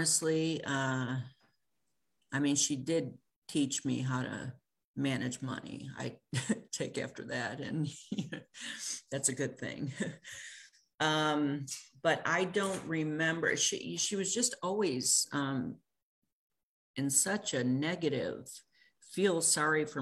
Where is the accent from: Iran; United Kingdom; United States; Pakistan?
United States; Illinois; moved away as an adult; also born or lived in California; I grew up in Illinois, by the way, going back home for a visit